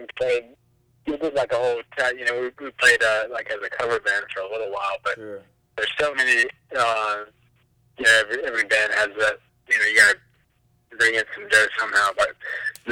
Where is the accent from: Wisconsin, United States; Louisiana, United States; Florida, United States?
Florida, United States; Jacksonville; also born or lived in Atlanta, Georgia; I'm from Jacksonville, but I was just living in Atlanta for a while.